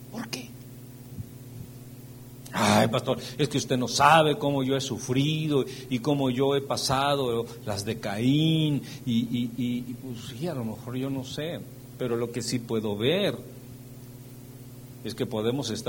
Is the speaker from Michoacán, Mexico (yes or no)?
no; Veracruz, Mexico; Espérame, pero si yo, yo soy de Veracruz, nada bueno.